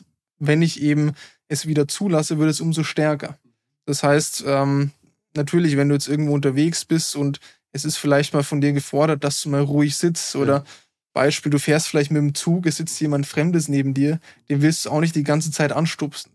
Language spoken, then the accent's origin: German; Germany; als Deutscher